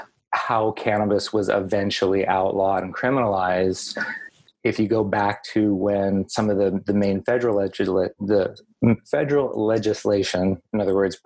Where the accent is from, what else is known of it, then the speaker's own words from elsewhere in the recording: Bay Area, California, United States; I'm a Bay Area kid. I was born in the Bay Area